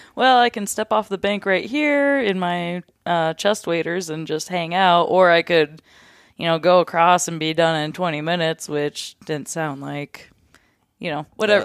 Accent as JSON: {"language": "English", "town": "Fairbanks", "region": "Alaska", "country": "United States", "tie": "born or raised there", "also_born_or_lived": "North Pole, Alaska", "said": "I'm from Fairbanks slash North Pole, kinda grew up in between"}